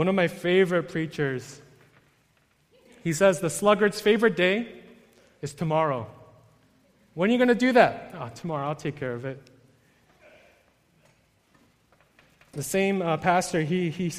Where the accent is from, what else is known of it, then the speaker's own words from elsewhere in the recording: New York, United States; I'm from New York